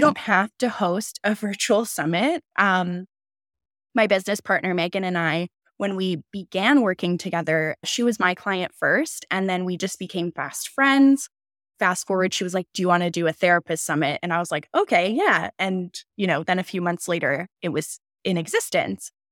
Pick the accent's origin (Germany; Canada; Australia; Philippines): Canada; we're both Canadian